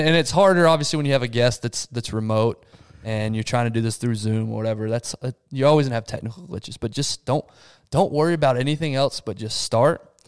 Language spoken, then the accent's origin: English; Texas, United States; I'm from Texas